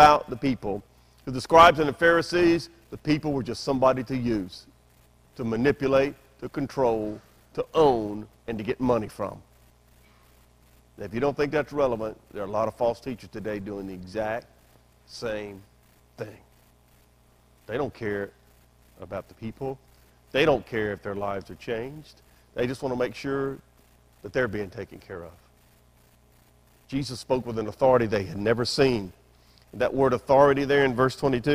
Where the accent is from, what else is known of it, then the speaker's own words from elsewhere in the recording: Memphis, Tennessee, United States; I grew up in Memphis, Tennessee, the buckle of the Bible Belt.